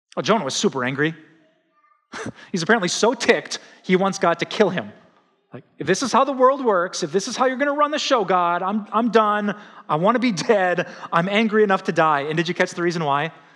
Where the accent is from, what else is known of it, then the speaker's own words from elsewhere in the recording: Wisconsin, United States; the horrific news that just shocked my home state came out